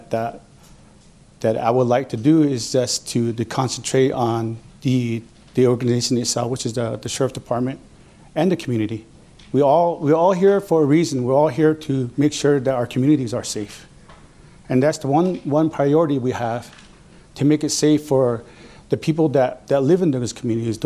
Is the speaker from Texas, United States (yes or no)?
no; Yamato, New Mexico, United States; I am from Yamato